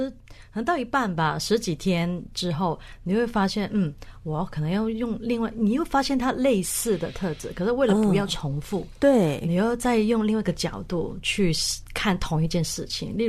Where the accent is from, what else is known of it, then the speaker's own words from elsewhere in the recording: Hong Kong; now in Taiwan; 有蛮大，因为我从香港嫁到台湾嘛，